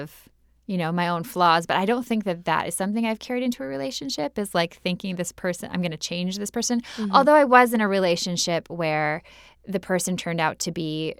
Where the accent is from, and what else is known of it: Minnesota, United States; now in Los Angeles, United States